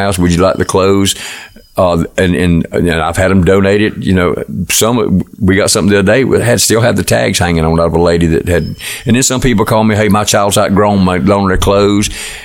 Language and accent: English; Bristol, Florida, United States; I was raised in Bristol, Florida